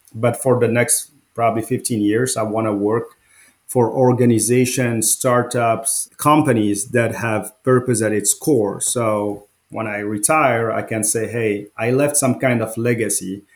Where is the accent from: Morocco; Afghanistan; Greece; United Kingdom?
Morocco; also born or lived in France; now in United States; I grew up in Morocco. It's a small country in North Africa.